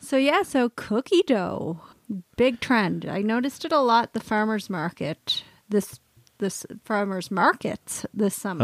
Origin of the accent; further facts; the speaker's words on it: Canada; we're Canadian